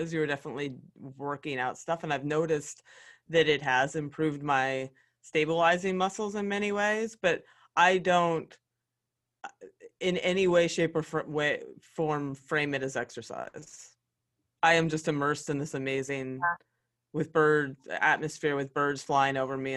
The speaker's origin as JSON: {"language": "English", "region": "Pennsylvania", "country": "United States", "tie": "born or raised there", "said": "the great state of Pennsylvania, honestly, my home state."}